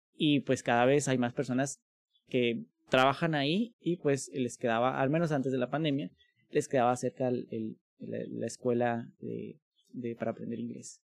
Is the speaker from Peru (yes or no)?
no; Mexico; como mexicanos